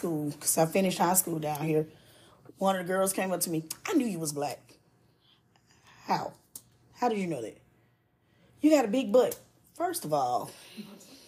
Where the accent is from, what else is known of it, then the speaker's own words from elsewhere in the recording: Chicago, Illinois, United States; moved away; also born or lived in the South; I'm from Chicago.